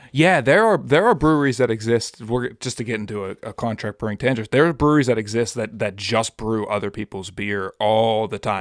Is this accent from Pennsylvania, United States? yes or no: yes; Pittsburgh, Pennsylvania, United States; born or raised there